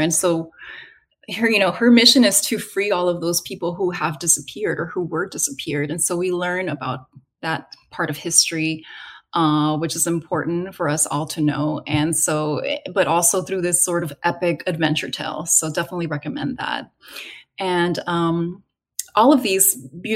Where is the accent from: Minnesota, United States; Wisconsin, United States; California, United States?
California, United States; my own experiences growing up, taking that road trip, almost the exact same route from California down to the central west coast of Mexico